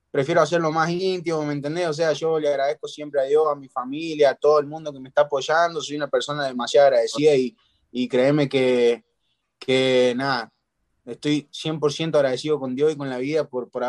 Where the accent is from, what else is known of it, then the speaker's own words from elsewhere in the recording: Argentina; porque yo soy argentino